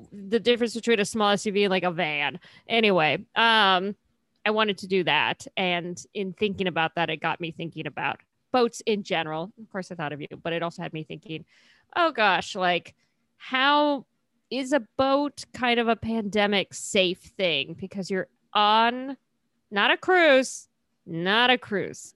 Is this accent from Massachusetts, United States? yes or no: no; California, United States; also born or lived in Cincinnati, Ohio; I moved to California when I was very young